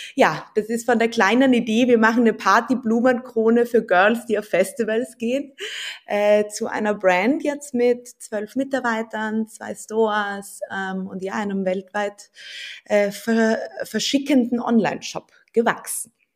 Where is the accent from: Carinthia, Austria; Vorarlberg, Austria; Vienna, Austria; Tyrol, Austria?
Vienna, Austria; also born or lived in Berlin; ich bin Wienerin